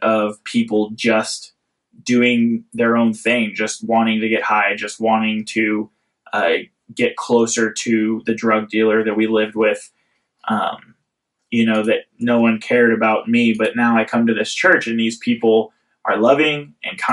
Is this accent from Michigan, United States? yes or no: no; Central California, United States; I grew up in Central California.